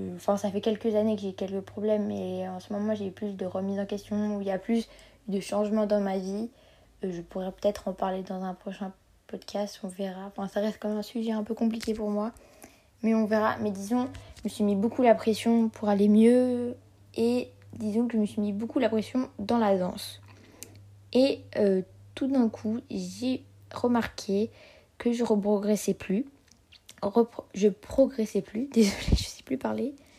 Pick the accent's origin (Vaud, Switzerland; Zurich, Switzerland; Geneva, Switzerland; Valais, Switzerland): Geneva, Switzerland; j'ai 15 ans et je viens de Genève.